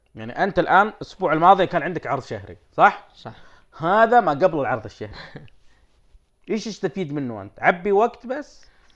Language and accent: Arabic; Saudi Arabia; عندنا في السعوديه